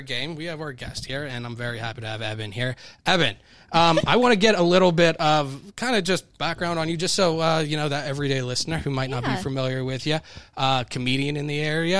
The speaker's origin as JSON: {"language": "English", "town": "Pittsburgh", "region": "Pennsylvania", "country": "United States", "tie": "born or raised there", "said": "I grew up next to Frick Park."}